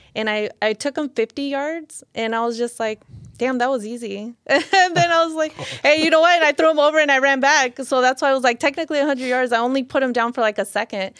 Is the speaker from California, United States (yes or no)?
yes; Lynwood, California, United States; I grew up in Linwood.